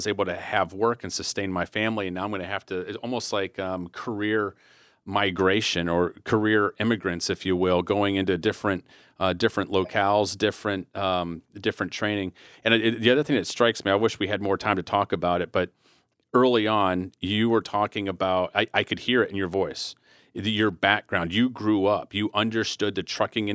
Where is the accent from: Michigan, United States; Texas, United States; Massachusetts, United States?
Michigan, United States; Flint; me growing up in Flint, Michigan